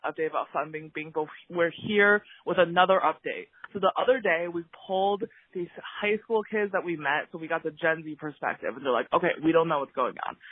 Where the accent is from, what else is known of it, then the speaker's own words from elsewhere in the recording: Chicago, Illinois, United States; we're from Chicago, but we're in Beijing